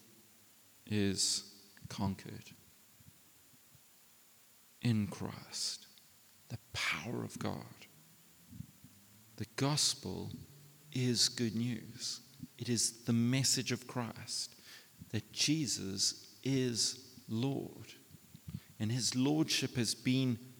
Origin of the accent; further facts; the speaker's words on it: South Africa; we're South African men.